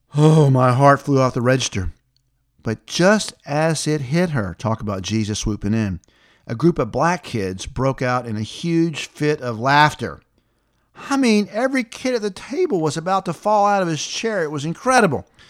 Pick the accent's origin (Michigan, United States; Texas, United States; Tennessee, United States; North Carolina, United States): Tennessee, United States; the South; life growing up in the South was back in the seventies